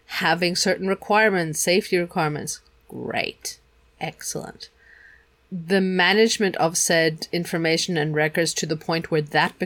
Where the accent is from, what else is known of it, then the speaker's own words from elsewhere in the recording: Germany; we grew up in Germany